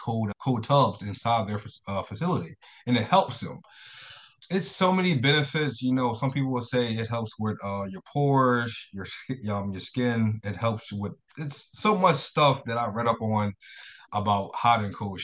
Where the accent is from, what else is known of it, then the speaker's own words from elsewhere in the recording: Philadelphia, Pennsylvania, United States; I moved back to Philadelphia. I'm from Philadelphia